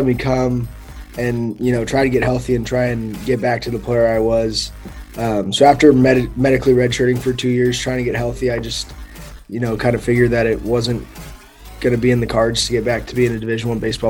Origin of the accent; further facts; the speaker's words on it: San Jose, California, United States; moved away as an adult; now in Kansas City, United States; I born and raised in San Jose, California. Still there to this day.